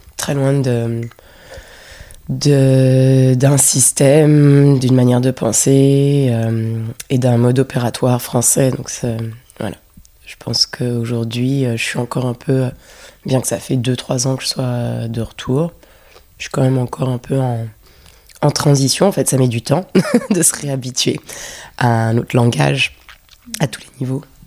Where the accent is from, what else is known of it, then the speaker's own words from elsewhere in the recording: Paris, Île-de-France, France; moved away as an adult; also born or lived in London; j'ai grandi à Paris et c'est ici que j'ai fait mes études, donc j'étais aussi très parisienne